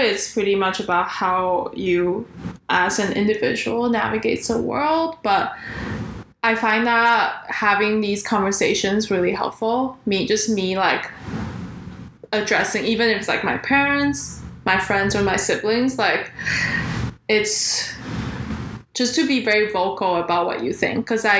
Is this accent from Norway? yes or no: no; Canada; So we're talking about how to navigate the best of both worlds as Taiwanese Canadian.